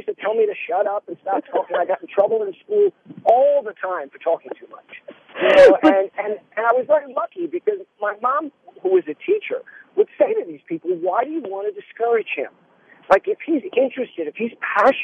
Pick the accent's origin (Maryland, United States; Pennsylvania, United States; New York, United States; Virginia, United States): New York, United States; I'm a New Yorker